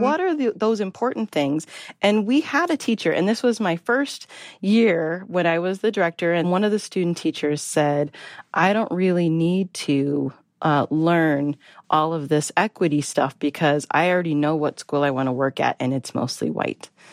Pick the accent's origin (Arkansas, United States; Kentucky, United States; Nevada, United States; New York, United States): Nevada, United States; Las Vegas; moved away; also born or lived in Minnesota; I grew up in Las Vegas